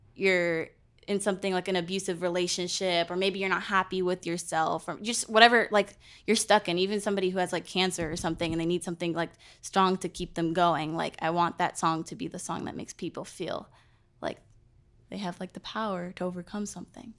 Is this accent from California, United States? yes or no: yes; California, United States; moved away; I was born in California